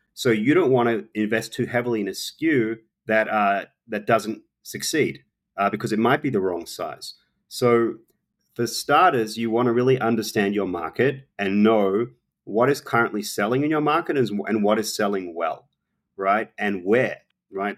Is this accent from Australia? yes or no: yes; Australia; moved away; I'm an Australian, um, I obviously grew up barbecuing, it's part of our culture